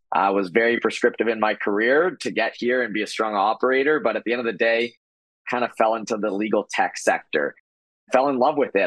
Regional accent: Toronto, Ontario, Canada; I am Canadian, I'm from Toronto

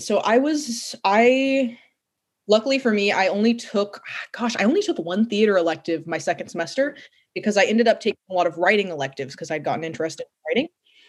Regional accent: California, United States; born there; also born or lived in New York; So I was born in California, and I started kindergarten in New York at a Waldorf school.

